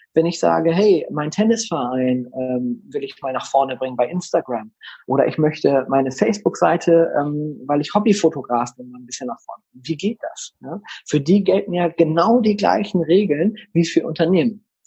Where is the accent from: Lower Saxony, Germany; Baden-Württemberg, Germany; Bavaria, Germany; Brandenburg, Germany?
Lower Saxony, Germany; Delmhorst; ich komme ja aus Delmhorst, einer niedersächsischen mittelgroßen Stadt. Wir haben 80.000 Einwohner